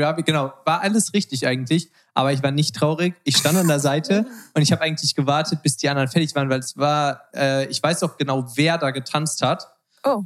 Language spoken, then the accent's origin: German; Germany; moved away as an adult; now in Los Angeles, United States; als Deutscher ist man halt so richtig auf Business getrimmt